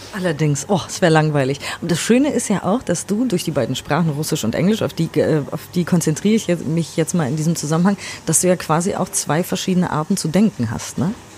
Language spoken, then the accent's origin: German; Germany; für mich als Deutsche